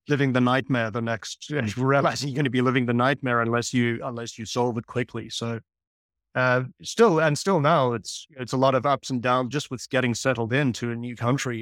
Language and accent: English; South Africa; moved away; I grew up in South Africa